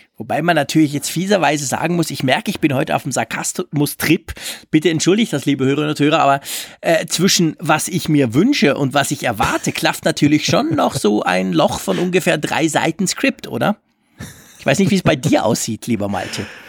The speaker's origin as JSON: {"language": "German", "country": "Switzerland", "said": "bei uns in der Schweiz"}